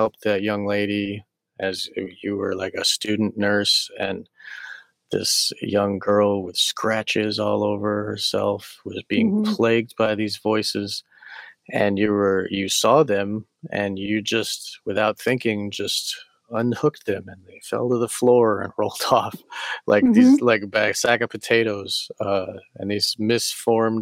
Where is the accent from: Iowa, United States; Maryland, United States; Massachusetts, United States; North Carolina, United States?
Massachusetts, United States; moved away; I'm from Massachusetts.